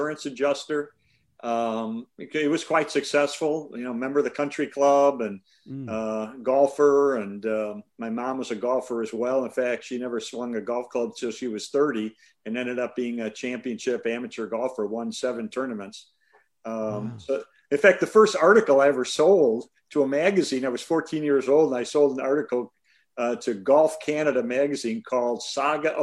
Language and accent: English; Chicago, Illinois, United States; now in Houston, United States; I'm from Chicago, so I'm used to cold weather